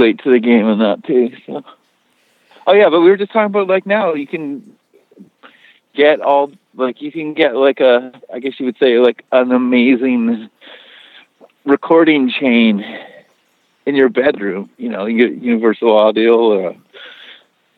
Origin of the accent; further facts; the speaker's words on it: Victoria, British Columbia, Canada; also born or lived in Vancouver; I grew up in, well, in Victoria, so on the island, on Vancouver Island.